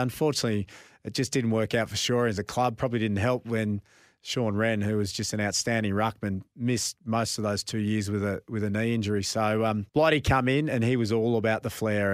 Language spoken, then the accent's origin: English; Nhill, Victoria, Australia; growing up in Nil, halfway between Melbourne and Adelaide